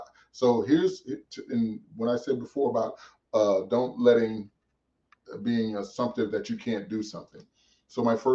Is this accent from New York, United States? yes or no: no; St. Louis, Missouri, United States; also born or lived in Massachusetts / Nebraska; I was born in Massachusetts and I grew up in St. Louis